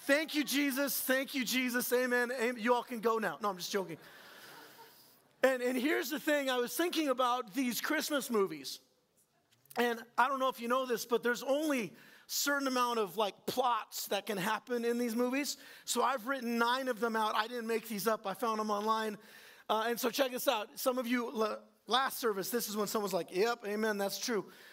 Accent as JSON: {"language": "English", "region": "Southern California", "country": "United States", "moved": "yes", "lives_now": "Northern Iowa, United States", "said": "that's where I'm from"}